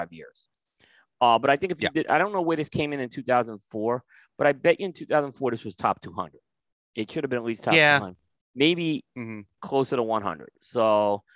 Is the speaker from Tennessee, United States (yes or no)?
no; New York, United States; moved away; I grew up in New York